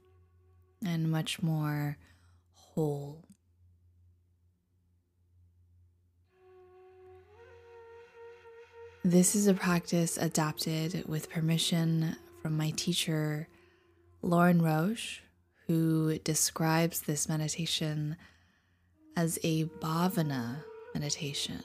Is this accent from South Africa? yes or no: no; Taiwan; I'm from Taiwan